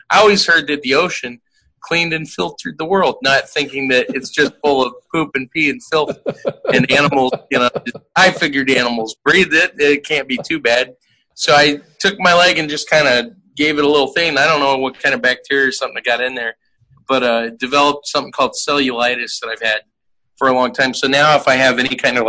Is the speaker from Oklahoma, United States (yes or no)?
no; Virginia Beach, Virginia, United States; moved away; I grew up in Virginia Beach, so I was at Mount Trashmore a lot.